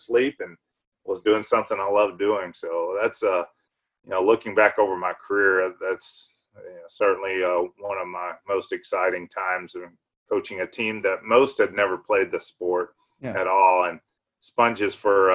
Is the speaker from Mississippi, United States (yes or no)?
yes; Liberty, Mississippi, United States; moved away as an adult; now in Waco, United States; I grew up in South Mississippi in rural area. Liberty, Mississippi was my hometown and on a farm